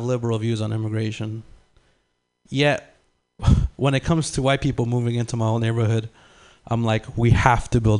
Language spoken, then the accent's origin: English; San Francisco, California, United States; English is a second language; also born or lived in Lima, Peru; I moved out to the Bay when I was three, like, with my family